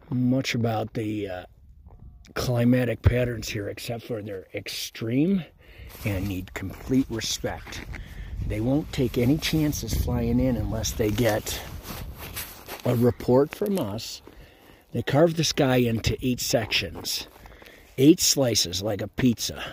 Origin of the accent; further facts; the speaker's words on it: Colorado, United States; growing up around Colorado and the resorts